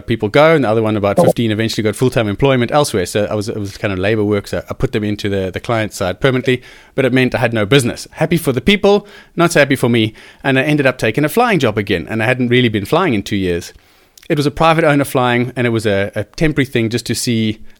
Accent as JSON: {"language": "English", "town": "Cape Town", "region": "Western Cape", "country": "South Africa", "said": "It's brought me back to Cape Town. I'm from Cape Town"}